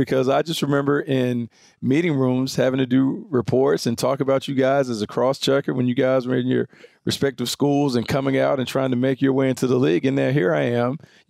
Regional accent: the South, United States; So, but you guys know I'm from the South.

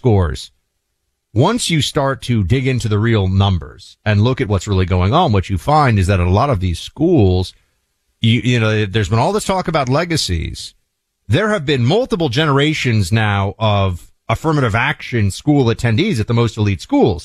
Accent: New York, United States; the town that I grew up in New York hearing of as Louisville

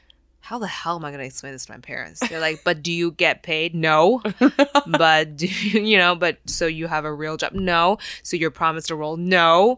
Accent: Taiwan; moved away as an adult; now in United States; No, I grew up in Taiwan.

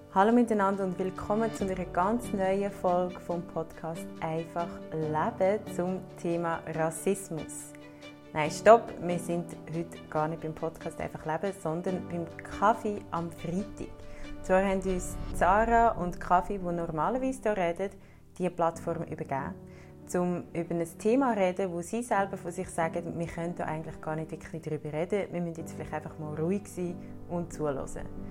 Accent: Switzerland; bei uns in der Schweiz

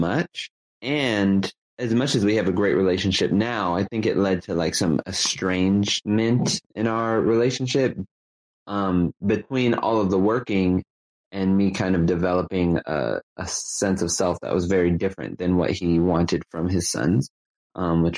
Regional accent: Los Angeles, California, United States; I grew up in Los Angeles, California, in a working class part of Los Angeles called the San Fernando Valley

